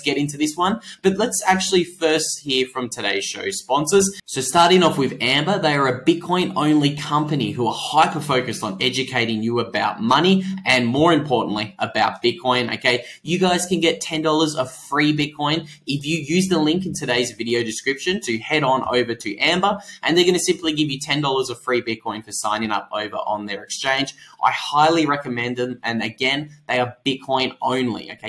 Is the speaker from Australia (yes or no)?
yes; Australia; I'm Australian